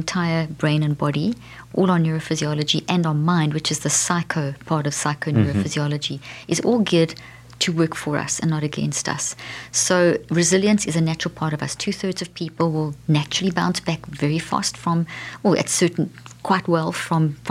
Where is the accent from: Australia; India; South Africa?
South Africa; moved away; I come from South Africa